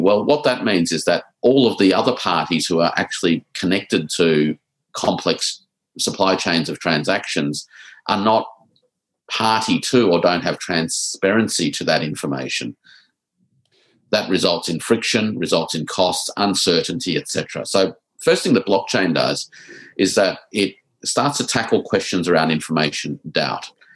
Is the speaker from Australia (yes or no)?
yes; Australia; us as Australian exporters